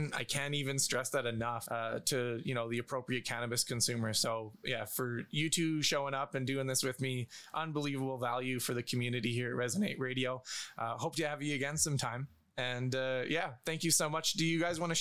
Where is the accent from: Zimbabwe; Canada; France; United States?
Canada; I'm Canadian